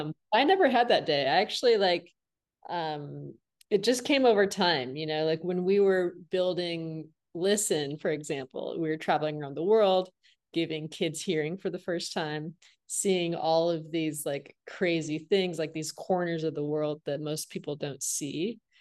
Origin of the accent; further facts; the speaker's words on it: Flint, Michigan, United States; now in Los Angeles, United States; I'm from Flint, Michigan